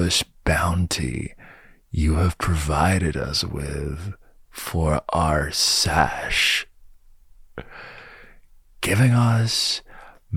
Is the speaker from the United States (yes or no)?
no; United Kingdom; I'm British